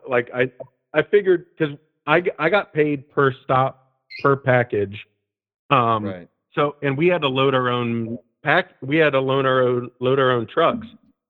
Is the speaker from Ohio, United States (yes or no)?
yes; Ohio, United States; moved away as an adult; also born or lived in Columbus, Ohio; now in Portland, United States; I'm from Ohio. I graduated from Ohio State. I lived in Columbus for 5 years. I lived in the Victorian Village, not far from Goodell Park